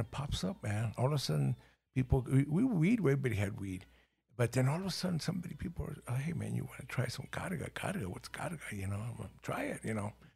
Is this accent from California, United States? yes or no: yes; Los Angeles, California, United States; English is a second language; also born or lived in El Paso, Texas / Ciudad Juárez, Mexico / Watts / San Gabriel Valley; I was born in El Paso, Texas, but we were from Juaritos, the other side. And two years old, we ended up in Los Angeles.